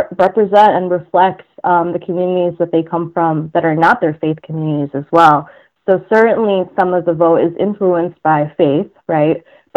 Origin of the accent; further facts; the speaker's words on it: Detroit, Michigan, United States; I was born in Detroit, raised in Michigan. I've kind of been hopping around the state my entire life